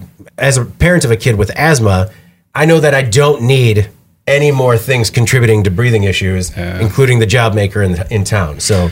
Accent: Burlington, Wisconsin, United States; Growing up in Chocolate City, USA, knowing that like growing up with a childhood filled with the scent of chocolate wafting through the city

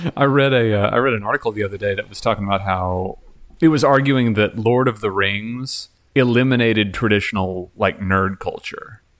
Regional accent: Texas, United States; Growing up in Texas

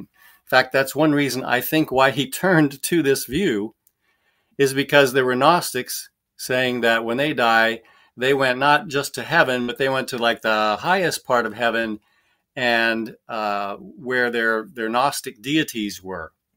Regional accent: Nebraska, United States; moved away as an adult; also born or lived in Orlando, Florida; I was born in Nebraska, raised there, and, uh, went to school there, went to college there

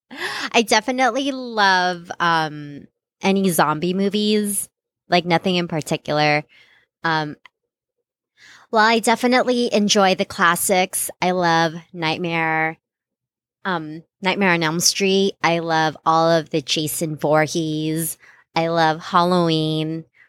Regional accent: Philippines; moved away; growing up in the Philippines

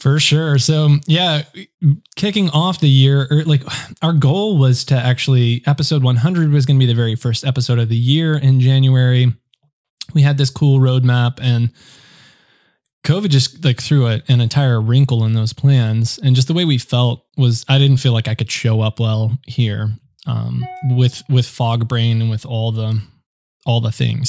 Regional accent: United States; being an American

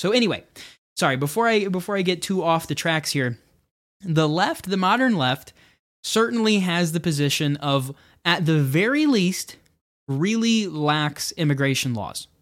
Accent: United States

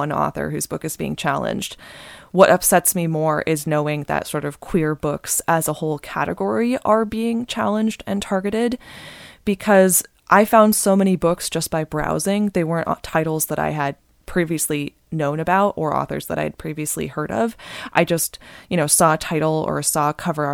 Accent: Bay Area, California, United States; I grew up in the Bay Area

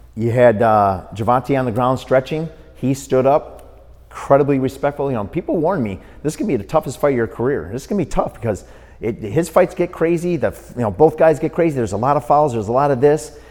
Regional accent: Milwaukee, Wisconsin, United States; grew up in Milwaukee, Wisconsin

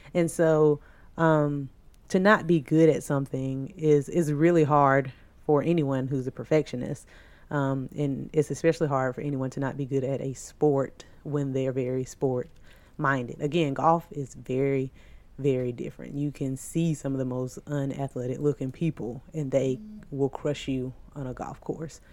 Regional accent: the South, United States; we are from the South

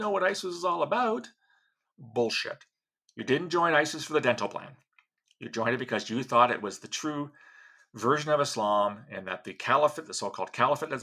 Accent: Canada; As a Canadian, not just as a Canadian who used to work for CSIS

